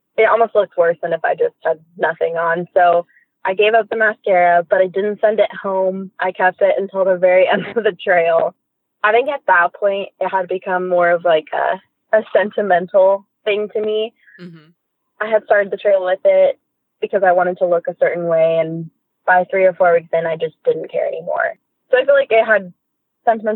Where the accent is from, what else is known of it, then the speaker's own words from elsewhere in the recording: Orange County, California, United States; moved away; also born or lived in Inland Empire / Southern Oregon; I grew up in Orange County